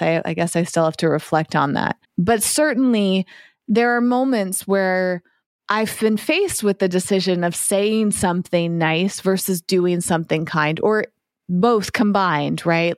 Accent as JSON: {"language": "English", "region": "East Coast of the United States", "country": "United States", "tie": "born or raised there", "moved": "yes", "lives_now": "West Coast, United States", "said": "I grew up on the East Coast and I've been living on the West Coast"}